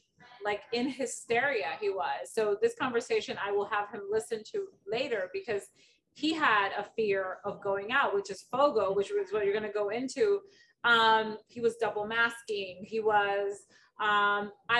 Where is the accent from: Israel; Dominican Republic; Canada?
Dominican Republic; moved away; I'm originally from the Dominican Republic